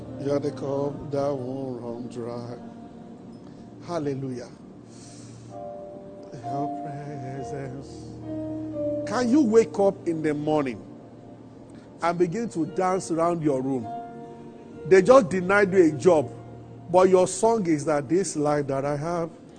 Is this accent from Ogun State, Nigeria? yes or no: yes; Abeokuta, Ogun State, Nigeria; I grew up in Abeota